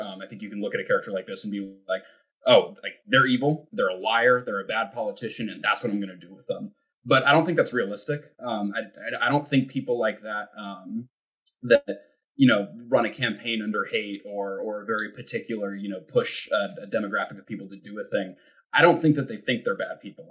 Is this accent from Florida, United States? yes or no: no; Montana, United States; I'm from Montana, which is like kind of you know the most middle of the country